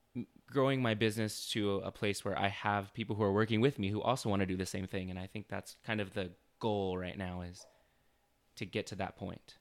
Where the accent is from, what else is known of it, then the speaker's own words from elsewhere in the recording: Chandler, Arizona, United States; also born or lived in Ahwatukee, Phoenix, Arizona; I was born and raised in Chandler. Uh, I lived in Awatuki for my whole life, basically